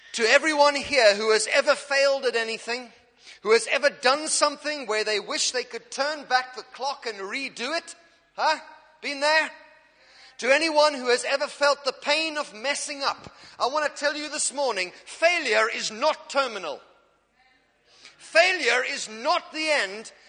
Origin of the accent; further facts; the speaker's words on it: Cape Town, Western Cape, South Africa; now in Norwich, United Kingdom; I'm an African. I'm from South Africa, Cape Town.